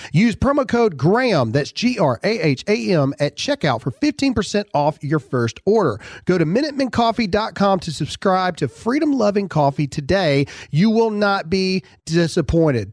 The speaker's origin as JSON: {"language": "English", "region": "Mississippi", "country": "United States", "said": "I was from Mississippi"}